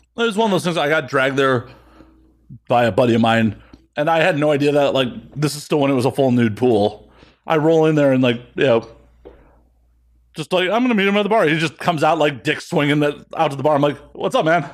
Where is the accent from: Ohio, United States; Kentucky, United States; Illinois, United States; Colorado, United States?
Illinois, United States; Chicago; moved away as an adult; I'm originally from Chicago